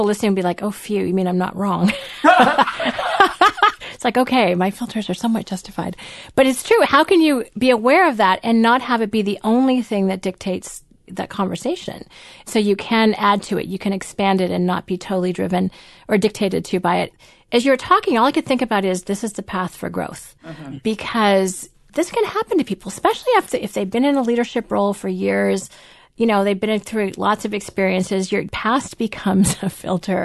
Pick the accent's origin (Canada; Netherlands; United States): Canada; We're also Canadian